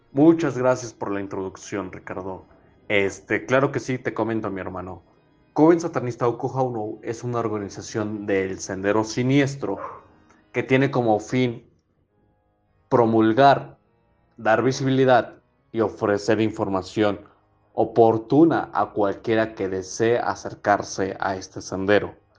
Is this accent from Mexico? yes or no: yes; Mexico; como todo mexicano